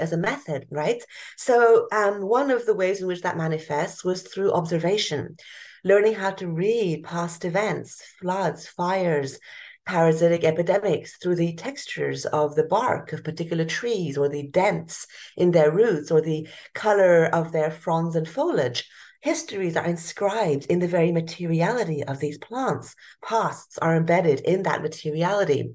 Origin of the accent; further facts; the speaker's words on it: Hong Kong; moved away; I grew up in Hong Kong, a big cosmopolitan city. Until the age of 12